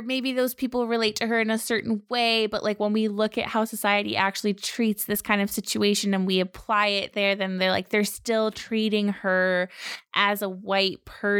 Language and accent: English; Canada; "Oh, I'm from Canada."